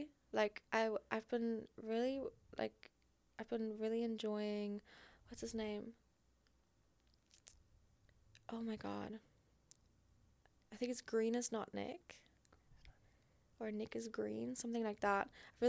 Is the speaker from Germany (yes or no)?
yes; Germany; English is a second language; Because I grew up in Germany, I don't know any English content creators, and I'm only just like learning and like getting to know all these people